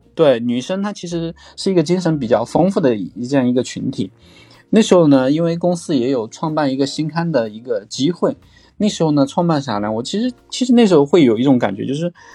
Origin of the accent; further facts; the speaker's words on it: Chongqing, China; 我就在重庆读书， 我就是个重庆人